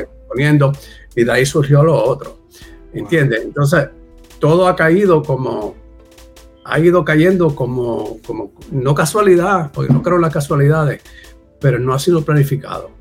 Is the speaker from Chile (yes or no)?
no; Puerto Rico; also born or lived in Virginia, United States; yo me considero puertorriqueño simplemente nací de casualidad porque Caí allí dos meses antes de yo nacer